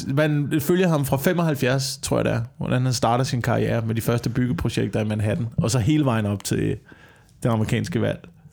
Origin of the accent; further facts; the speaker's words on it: Slagelse, Zealand, Denmark; der hvor jeg voksede op i Slagelse